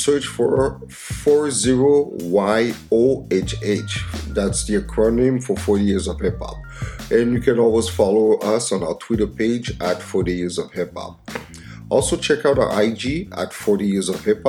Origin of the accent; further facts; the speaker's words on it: Montreal, Quebec, Canada; my hometown